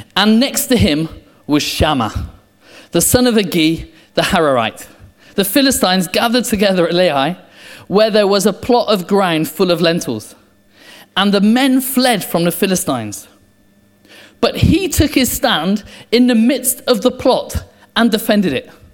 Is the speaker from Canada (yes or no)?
no; England, United Kingdom; I'm English